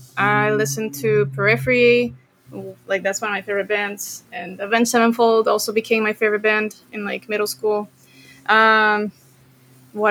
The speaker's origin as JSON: {"language": "English", "country": "Costa Rica", "tie": "born or raised there", "said": "So after that, Costa Rica, went back to like my hometown in Costa Rica. That was high school."}